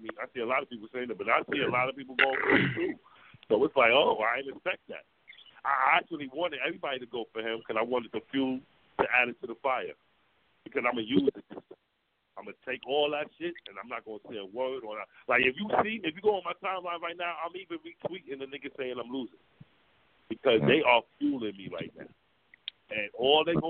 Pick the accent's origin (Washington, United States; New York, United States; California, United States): New York, United States; New York City; I'm from Harlem